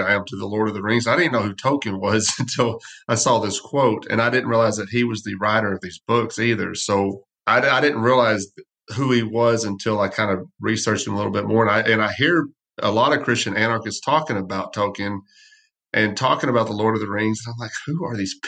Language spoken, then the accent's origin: English; West Texas, United States; I grew up in West Texas